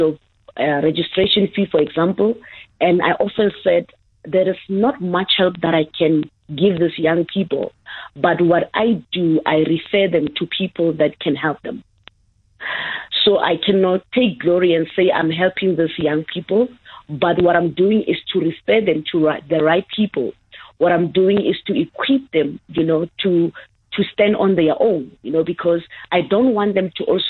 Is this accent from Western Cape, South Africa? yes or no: no; Hammanskraal, Gauteng, South Africa; Born and raised in the dusty past of Ramotse in Hammanskraal. Yes, I was raised in Hammanskraal in a very rural area